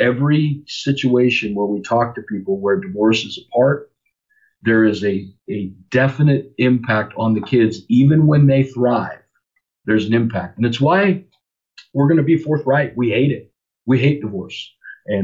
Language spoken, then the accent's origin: English; North Idaho, United States; moved away as an adult; also born or lived in Lakewood, California / Louisiana / Seattle area, Washington; Growing up in North Idaho was a cool experience, growing up in the mountains.